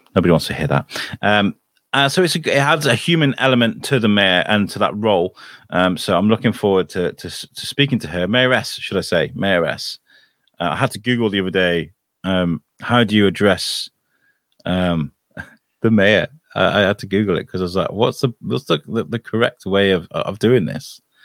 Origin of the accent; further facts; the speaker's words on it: United Kingdom; now in Shrewsbury, United Kingdom; me being British